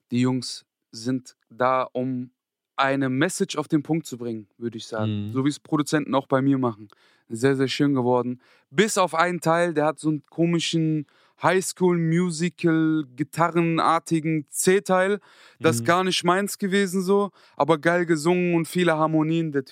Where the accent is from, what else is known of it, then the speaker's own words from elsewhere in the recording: Frankfurt, Hesse, Germany; ich komme sogar aus Griesheim, Niederrad, ich weiß gar nicht, Frankfurt, Südwest.